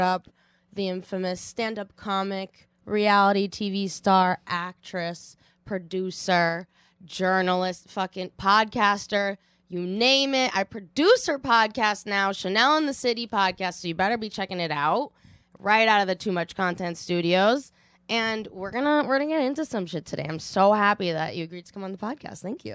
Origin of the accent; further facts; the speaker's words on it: Watertown, Massachusetts, United States; I grew up in Watertown, Massachusetts